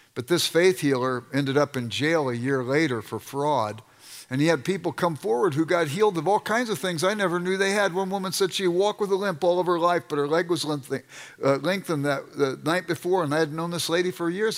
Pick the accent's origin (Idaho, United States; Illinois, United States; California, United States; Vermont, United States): California, United States; Los Angeles; I grew up in South Central Los Angeles